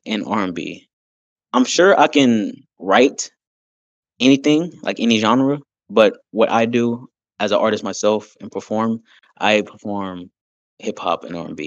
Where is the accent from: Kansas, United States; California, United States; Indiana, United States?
Kansas, United States; Wichita; also born or lived in Texas; now in near Austin, Texas, United States; I am a artist from Wichita, Kansas that moved out to Texas. I'm currently near Austin, Texas.